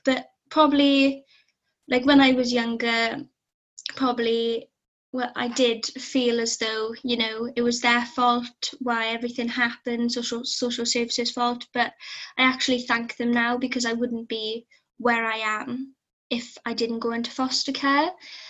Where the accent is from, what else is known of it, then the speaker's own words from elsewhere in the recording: South Wales, United Kingdom; moved away as an adult; now in Aberystwyth, United Kingdom; So I'm from South Wales, which is in the UK. I currently live in the coast of Aberystwyth because I'm at university here.